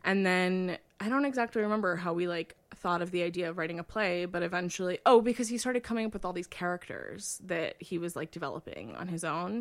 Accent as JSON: {"language": "English", "region": "Iowa", "country": "United States", "tie": "born or raised there"}